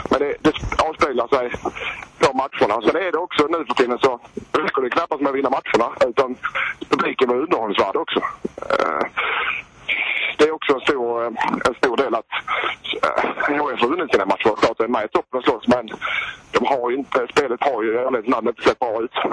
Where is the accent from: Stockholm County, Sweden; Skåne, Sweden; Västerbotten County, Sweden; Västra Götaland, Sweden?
Skåne, Sweden; Helsingborg; som helsingborgare